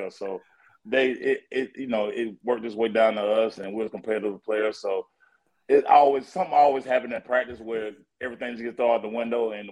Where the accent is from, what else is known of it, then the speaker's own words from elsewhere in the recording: Tennessee, United States; We grew up together in Tennessee